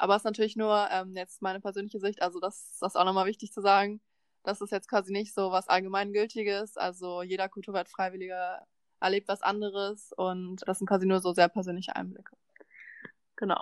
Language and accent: German; Berlin, Germany; moved away; ich komme aus Berlin